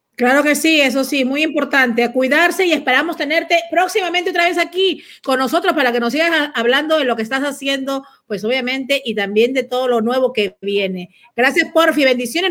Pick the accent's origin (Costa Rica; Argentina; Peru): Peru; yo como peruana